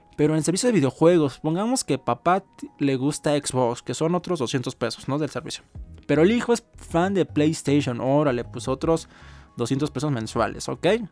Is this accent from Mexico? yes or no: yes; Mexico; uno como mexicano, que es mi caso